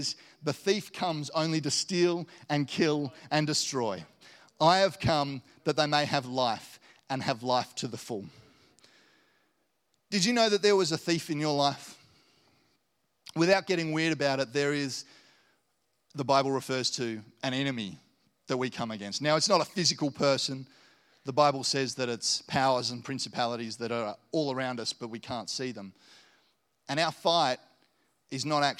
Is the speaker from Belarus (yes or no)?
no; Launceston, Tasmania, Australia; also born or lived in Hobart; I grew up in Launceston and had a great upbringing, went to a great school.